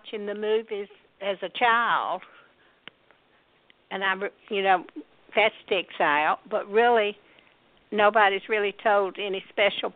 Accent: Mississippi, United States; accent: Southern; moved away as an adult; now in Georgia, United States; I was born in Mississippi

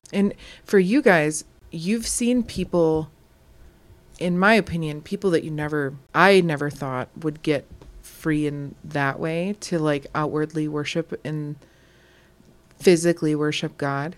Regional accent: Wisconsin, United States; We're from Wisconsin.

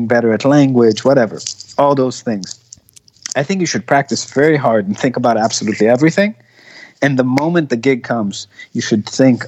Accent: Israel; English is a second language; I speak Hebrew. I'm from Israel

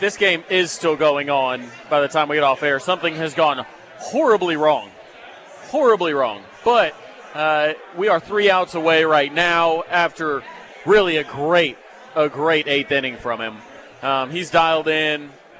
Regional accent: Tulsa, Oklahoma, United States; I'm from Tulsa. I think I'm the only Tulsa-based employee of KREF, and being in Tulsa, I'm closer to Fayetteville than I am to Norman

